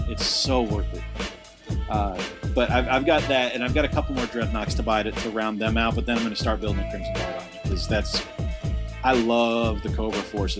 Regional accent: Massachusetts, United States; I'm from Massachusetts.

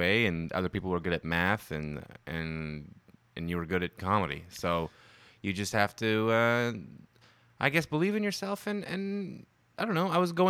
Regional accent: Ottawa, Ontario, Canada; I'm from Ottawa, you know, just a friendly Canadian boy

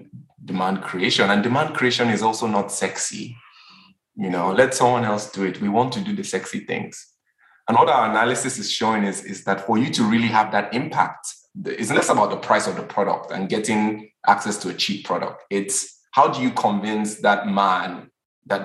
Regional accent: Lagos, Nigeria; I'm Nigerian, and even as a Nigerian I'm Yoruba, I grew up in Lagos

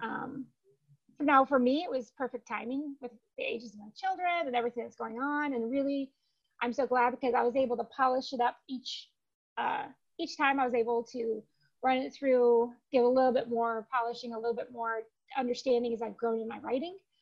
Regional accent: Spring Arbor, Michigan, United States; moved away as an adult; now in Phoenix, United States; A small town called Spring Arbor is where I grew up

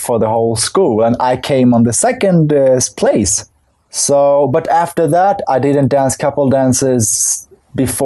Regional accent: Stockholm, Stockholm County, Sweden; also born or lived in Kurdistan, Iraq; we came to Sweden when I was 1.5. So since then I've been living here.

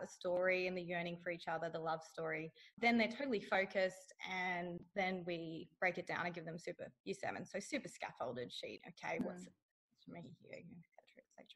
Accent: Northern Rivers, New South Wales, Australia; now in Broken Hill, Australia; I'm from the Northern Rivers where it's green and lush and there's music and dance and art everywhere

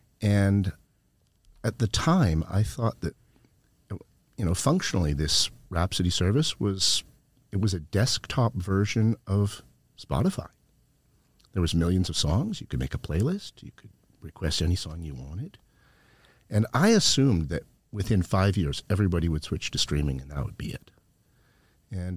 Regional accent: Canada; moved away as an adult; also born or lived in Japan; I grew up in Canada

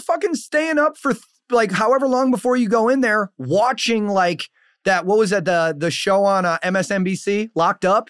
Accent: Saint Paul, Minnesota, United States; I'm from St. Paul

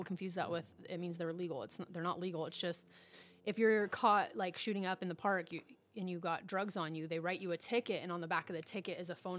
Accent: El Cajon, California, United States; moved away as an adult; also born or lived in Grants Pass, Oregon; I'm born and raised in El Cajon

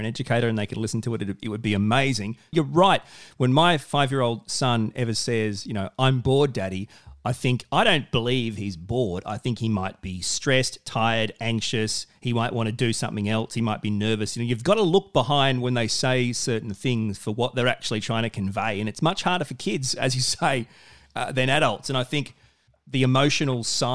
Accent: Australia; I'm a man, I'm an Aussie bloke.

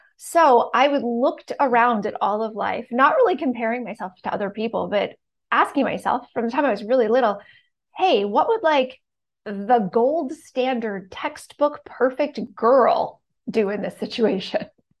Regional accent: Canada; So I grew up in Canada, super small town with one stoplight

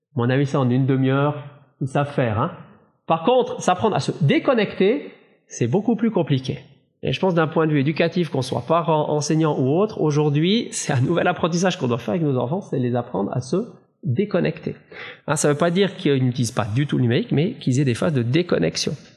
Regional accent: Valais, Switzerland; Moi, je suis valaisan

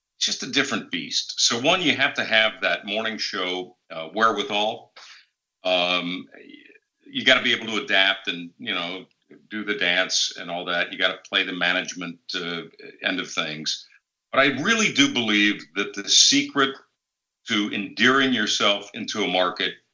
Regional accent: Chicago, Illinois, United States; now in St. Louis, United States; I'm a Midwest guy. I grew up in the Chicagoland area

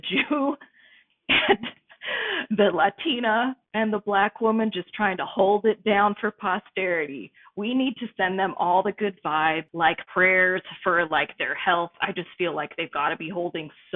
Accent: California, United States; moved away as an adult; also born or lived in Midwest; now in Nashville, United States; I am originally from the West Coast, fourth generation of my family born in California

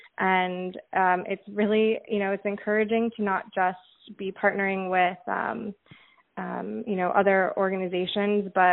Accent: Michigan, United States; I'm from Michigan

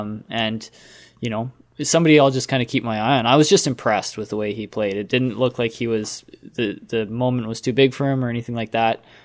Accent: Canada; we are Canadian

